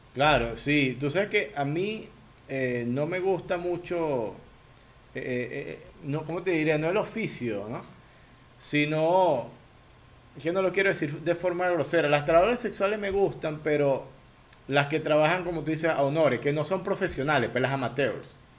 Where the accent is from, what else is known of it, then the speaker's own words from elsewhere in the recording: Barquisimeto, Lara, Venezuela; yo soy de Barquisimeto